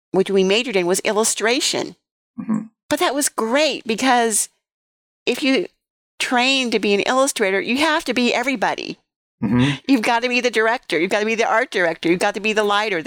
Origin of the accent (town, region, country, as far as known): San Francisco Bay Area, California, United States; born or raised there